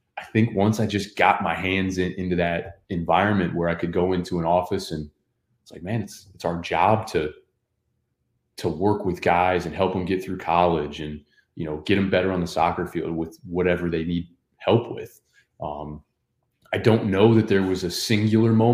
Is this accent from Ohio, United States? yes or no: yes; Northwest Ohio, United States; also born or lived in Marietta, Ohio; I grew up in Northwest Ohio